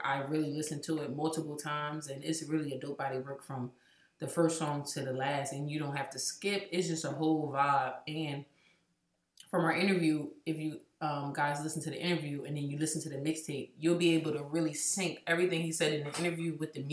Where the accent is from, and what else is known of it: Trenton, New Jersey, United States; born or raised there